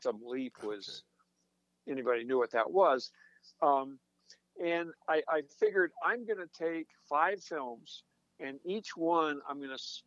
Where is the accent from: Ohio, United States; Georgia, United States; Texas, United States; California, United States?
California, United States; a small farm town outside of Sacramento, Northern; moved away as an adult; also born or lived in Boston / Santa Barbara / Eugene, Oregon; now in Cincinnati, United States; I'm from Northern California. I grew up in a small farm town outside of Sacramento